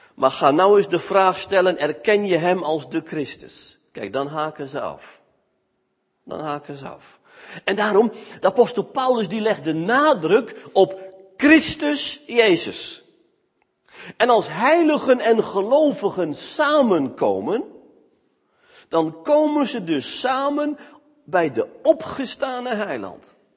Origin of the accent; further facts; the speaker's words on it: Smilde, Drenthe, Netherlands; moved away; also born or lived in Veluwe; Ik kom namelijk uit Smilde. Dat ligt naast het plaatsje Vochtelo. Het Veen.